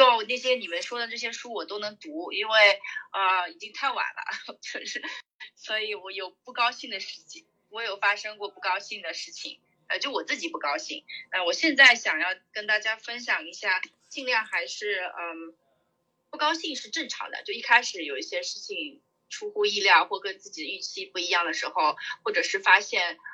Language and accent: Chinese; China; now in United States; 我们中国人嘛，在，呃，美国大公司